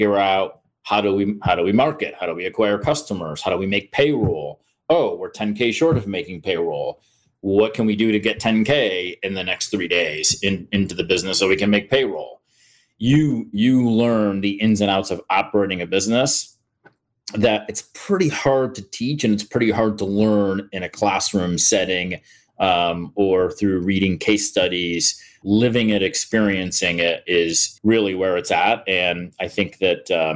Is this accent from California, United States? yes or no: no; upstate New York, United States; moved away as an adult; now in Columbus, United States; I'm from New York originally, upstate New York. So I'm a kid from a pretty typical rural country kid background